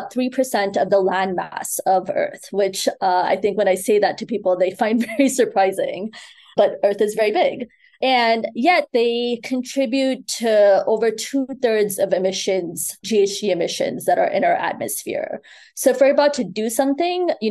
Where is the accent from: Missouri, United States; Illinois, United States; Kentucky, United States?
Illinois, United States; Chicago; also born or lived in Mumbai, India; now in New York City, United States; I was born in Mumbai, which is one of the largest cities in the world. You know, grew up in Chicago and now live in New York City